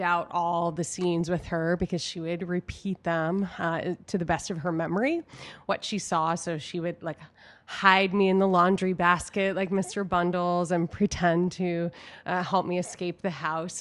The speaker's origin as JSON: {"language": "English", "region": "New York", "country": "United States", "tie": "born or raised there", "moved": "yes", "lives_now": "Chicago, United States", "said": "I grew up in New York"}